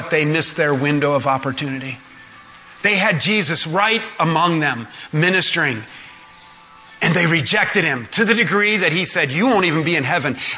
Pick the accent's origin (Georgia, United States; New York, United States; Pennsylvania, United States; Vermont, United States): Georgia, United States; I'm from Georgia.